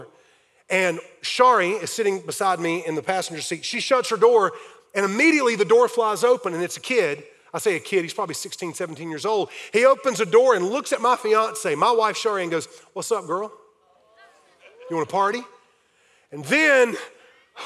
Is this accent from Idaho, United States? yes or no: no; Fountain Inn, South Carolina, United States; I grew up in Fountain Inn, South Carolina